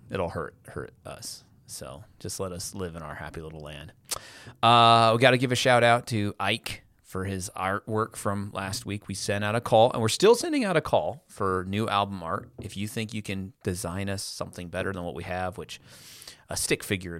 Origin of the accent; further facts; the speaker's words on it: United States; I am an American.